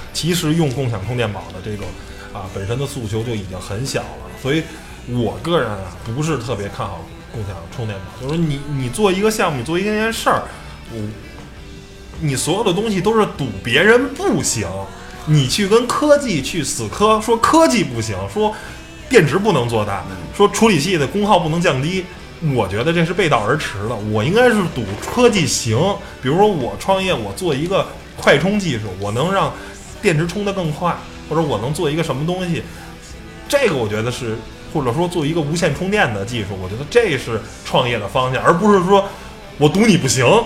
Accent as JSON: {"language": "Chinese", "country": "China", "said": "我们中国人可能是比较懂变通"}